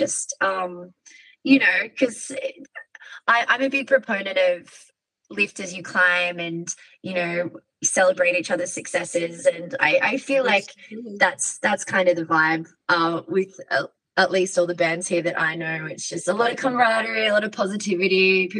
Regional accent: Sydney, New South Wales, Australia; she, her. I'm from Sydney, Australia

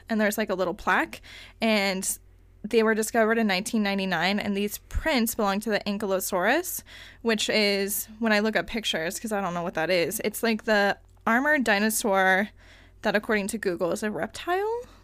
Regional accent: Cañon City, Colorado, United States; moved away; my hometown is Canyon City, Colorado

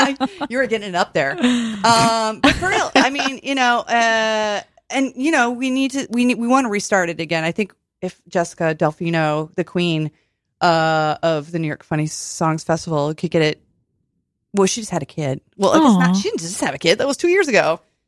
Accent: Ireland; I'm Irish.

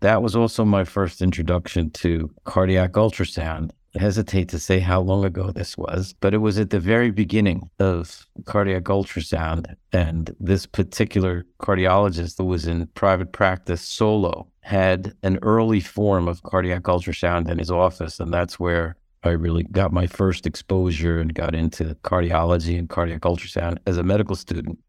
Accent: New York, United States; moved away as an adult; also born or lived in Boston; I grew up in New York

